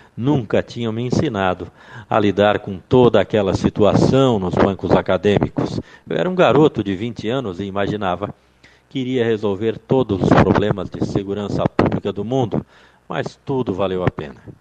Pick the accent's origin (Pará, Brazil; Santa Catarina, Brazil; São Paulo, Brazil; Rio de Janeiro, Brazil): Santa Catarina, Brazil; Pescaria Brava; moved away as an adult; now in Criciúma, Brazil; queria trabalhar em Laguna, que já pertencia à grande pescaria brava, minha terra natal